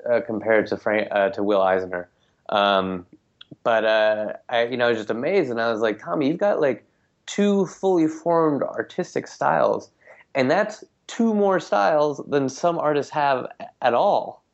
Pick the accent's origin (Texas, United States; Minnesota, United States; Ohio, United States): Minnesota, United States; moved away; I am from Minnesota. Like, I grew up there